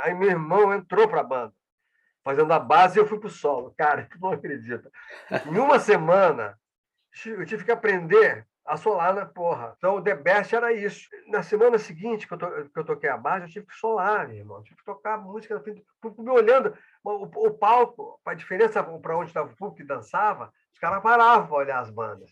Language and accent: Portuguese; Porto Alegre, Rio Grande do Sul, Brazil; como sou de Porto Alegre, sou da capital